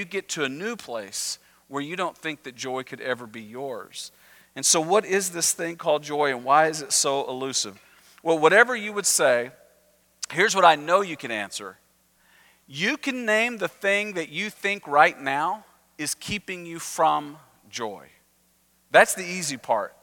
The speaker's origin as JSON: {"language": "English", "region": "Texas", "country": "United States", "said": "I'm Texan"}